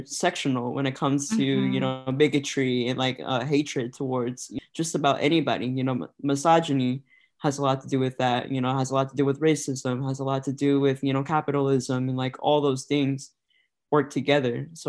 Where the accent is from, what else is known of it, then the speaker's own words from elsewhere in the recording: Des Moines, Iowa, United States; also born or lived in Connecticut; I was born and raised here in Des Moines, Iowa. Pretty much lived here for almost all my life